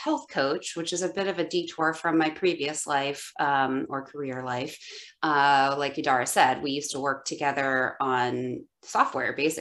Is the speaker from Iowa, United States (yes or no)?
no; Ohio, United States; also born or lived in West Coast; now in Chicago, United States; I'm born and raised in Ohio, and I lived on the West Coast for a long time, and now I'm back in the Midwest in Chicago